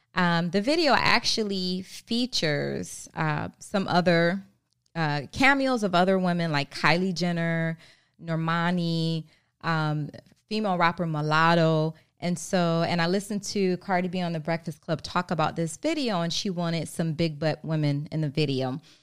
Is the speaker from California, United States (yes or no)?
no; Maryland, United States; also born or lived in Baltimore; I'm from Maryland.